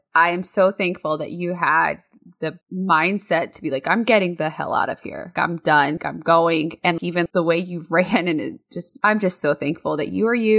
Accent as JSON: {"language": "English", "town": "Marion", "country": "United States", "tie": "born or raised there", "said": "when I was growing up in Marion"}